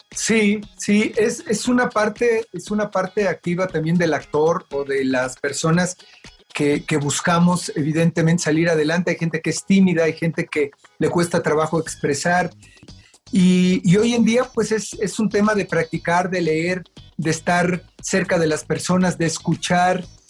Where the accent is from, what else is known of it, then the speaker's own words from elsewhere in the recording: Mexico City, Mexico; also born or lived in United States; Yo nací en Iztapalapa, en el Cerro del Peñón, ahí por, por la cabeza de Juárez